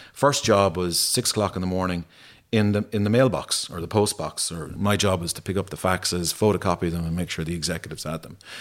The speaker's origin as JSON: {"language": "English", "town": "Ennis", "region": "Munster", "country": "Ireland", "tie": "born or raised there", "said": "growing up in Ennis"}